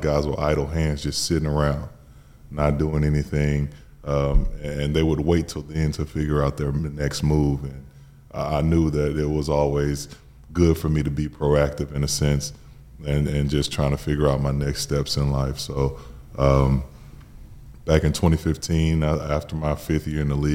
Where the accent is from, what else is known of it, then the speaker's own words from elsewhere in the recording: Gwinnett, north side of Atlanta, Georgia, United States; moved away as an adult; also born or lived in Birmingham / Suwanee, Georgia; I grew up in Gwinnett. It's on the north side of Atlanta.